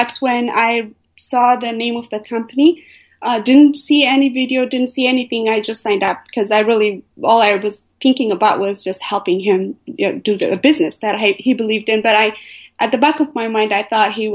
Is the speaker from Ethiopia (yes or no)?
yes; Ethiopia; moved away as an adult; also born or lived in Eritrea; now in United States; I was born and raised in Ethiopia.